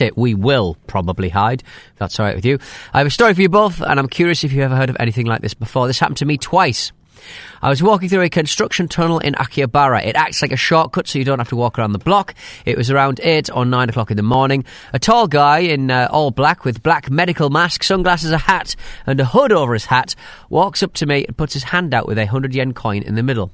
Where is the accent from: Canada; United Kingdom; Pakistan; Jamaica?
United Kingdom; I'm British